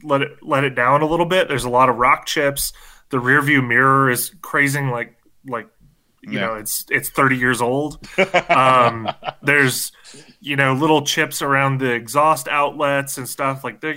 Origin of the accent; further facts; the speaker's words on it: Michigan, United States; I grew up in Michigan. I'm a Detroit Big Three guy